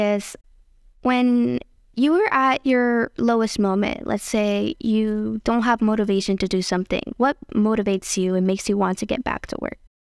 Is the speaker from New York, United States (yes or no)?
yes; New York City, New York, United States; As a person who grew up in the Bronx myself